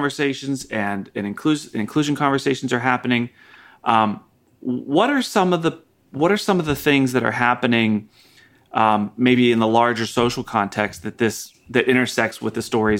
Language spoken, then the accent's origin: English; Pittsburgh, Pennsylvania, United States; I'm from Pittsburgh, where when you grow up in Pittsburgh, I mean, it is like a big, huge part of the culture is football.